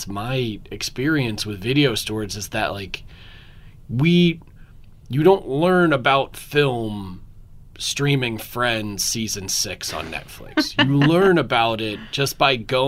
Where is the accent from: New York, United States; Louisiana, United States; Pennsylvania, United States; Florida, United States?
Pennsylvania, United States; Philadelphia; now in Austin, United States; I'm from Philadelphia originally